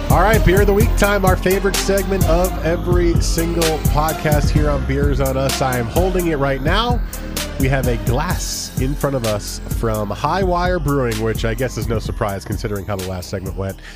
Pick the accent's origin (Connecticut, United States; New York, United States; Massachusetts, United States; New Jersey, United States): New Jersey, United States; we got married in New Jersey, which is where I'm from